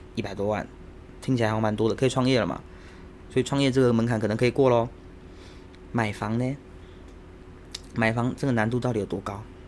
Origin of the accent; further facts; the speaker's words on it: Xindian, New Taipei, Taiwan; 我老家住在新店